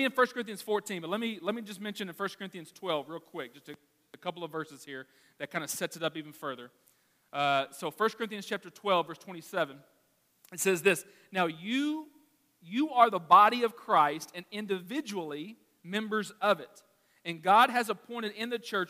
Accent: Arkansas, United States; I'm from Arkansas

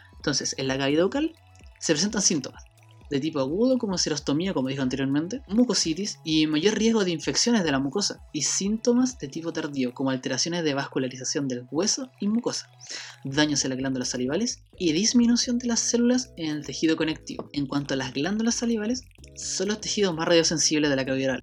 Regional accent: Chile; Soy de Chile

